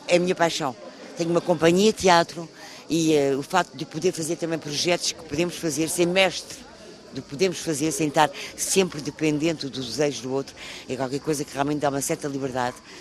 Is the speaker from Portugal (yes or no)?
yes; Portugal; moved away as an adult; now in France; o fato de ser portuguesa, em França